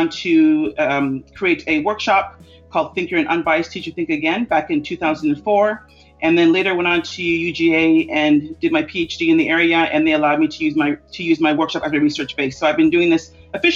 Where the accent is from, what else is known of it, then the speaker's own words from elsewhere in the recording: Toronto, Ontario, Canada; I grew up in a family that was very open to diversity. My parents are very active in diversity and politics in Toronto, Canada.